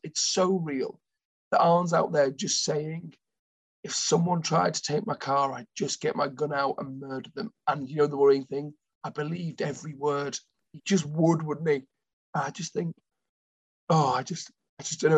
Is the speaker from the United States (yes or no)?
no; United Kingdom; we're British